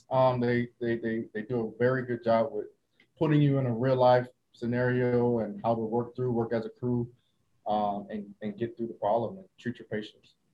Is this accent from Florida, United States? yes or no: yes; Sanford, Florida, United States; moved away as an adult; also born or lived in Jacksonville, Florida / Okinawa, Japan; now in Lemoore, United States; I'm originally from Florida, Central Florida, Sanford, Florida to be exact.